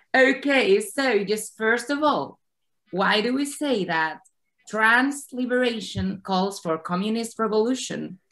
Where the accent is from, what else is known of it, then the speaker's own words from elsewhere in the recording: Spain; I come from Spain